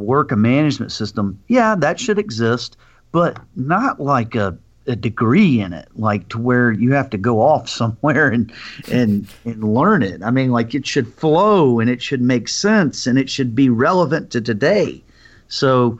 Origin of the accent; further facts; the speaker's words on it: Alabama, United States; I'm from Alabama.